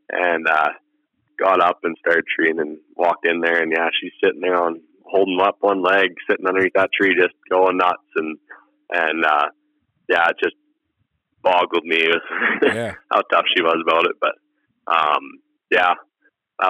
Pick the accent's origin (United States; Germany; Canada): Canada; Southern Alberta; I'm from Southern Alberta.